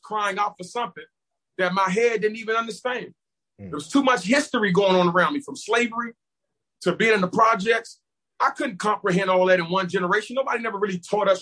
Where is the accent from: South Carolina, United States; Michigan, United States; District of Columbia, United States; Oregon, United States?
District of Columbia, United States; Washington; I'm originally from Washington, D.C., I grew up right in Northeast Lincoln Heights, Washington, D.C.